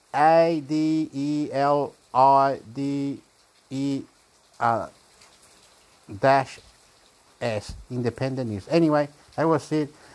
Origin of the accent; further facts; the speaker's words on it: Chile; now in Australia; I am Chilean from Australia.